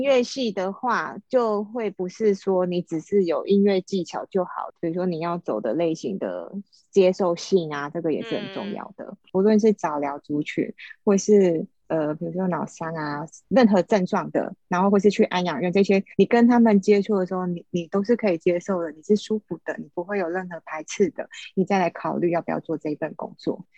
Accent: Taiwan; moved away as an adult; also born or lived in Arizona, United States; 所以我回台湾

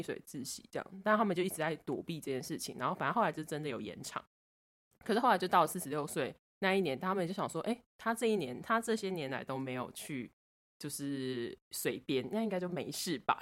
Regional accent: Budai, Chiayi County, Taiwan; moved away; 我的故乡布袋有关，然后就是我们布袋那边有一个

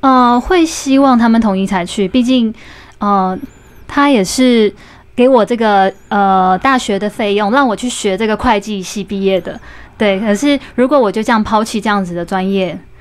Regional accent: Taiwan; moved away as an adult; also born or lived in Tokyo, Japan; 我在台湾吃到的

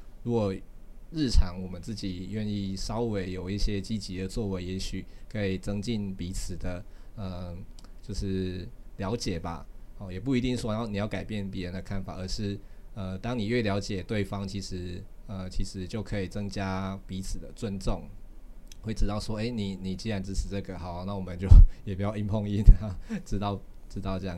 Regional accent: Taiwan; 或者说我作为一个台湾人，我我向外国人去表达，我希望台湾是一个呃未来会是一个独立的国家这样子

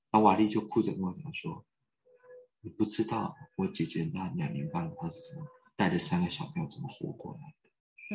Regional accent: Taiwan; 我来自于台湾

